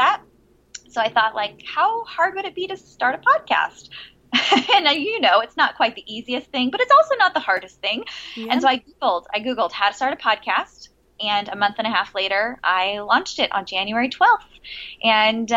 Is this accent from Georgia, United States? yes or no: no; San Diego, California, United States; also born or lived in Virginia; I was born in Southern California and raised in San Diego